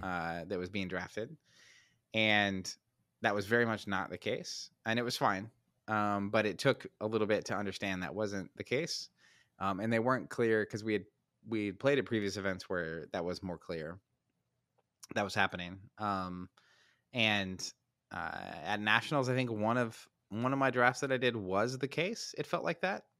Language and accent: English; United States; I'm an American